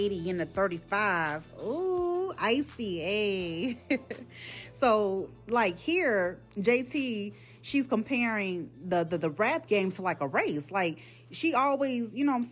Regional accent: Chicago, Illinois, United States; I'm from Chicago

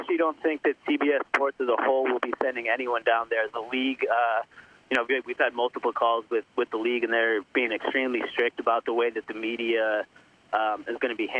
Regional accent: Philadelphia, Pennsylvania, United States; not just being biased from being from Philadelphia

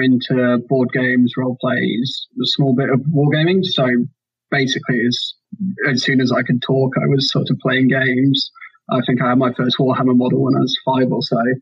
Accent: York, Yorkshire and the Humber, United Kingdom; moved away as an adult; now in Oxford, United Kingdom; there's a big Malifaux community in York, which was my hometown

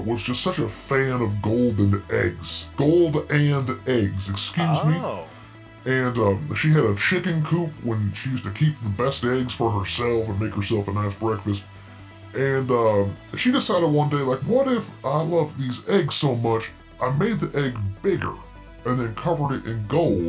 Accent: the South, United States; accent: southern; My androgynous southern accent

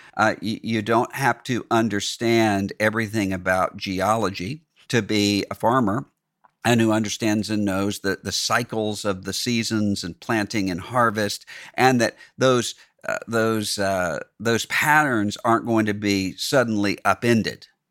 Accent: Mississippi, United States; my home state, Mississippi

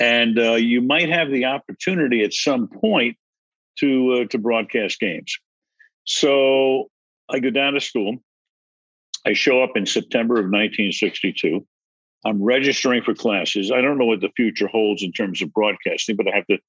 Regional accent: New York, United States; moved away; also born or lived in Los Angeles; we moved from New York to Los Angeles the same year the Dodgers did

